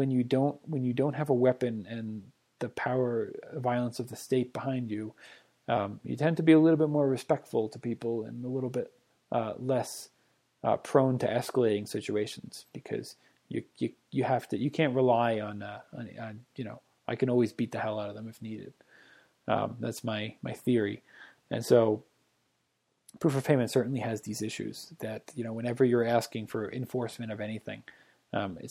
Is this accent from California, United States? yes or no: no; Boston, Massachusetts, United States; now in Breckenridge, United States; I am from Boston